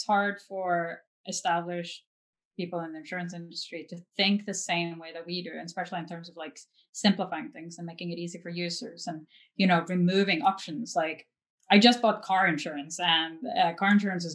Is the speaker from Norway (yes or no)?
yes; Norway; also born or lived in New York; now in Los Angeles, United States; I'm from Norway, but I'm not really attached to Norway anymore. And, you know, I was born and raised there